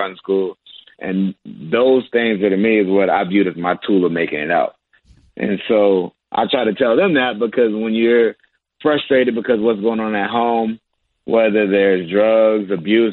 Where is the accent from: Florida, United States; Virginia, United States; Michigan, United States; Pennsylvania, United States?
Virginia, United States; moved away as an adult; also born or lived in Maryland; now in Charlotte, United States; I'm a Virginia boy. I'm from Virginia.